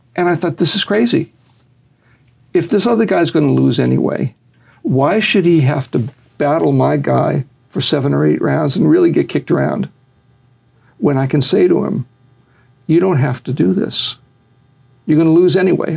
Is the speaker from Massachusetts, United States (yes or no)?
yes; Boston, Massachusetts, United States; moved away; also born or lived in Las Marias, Puerto Rico; I grew up in Boston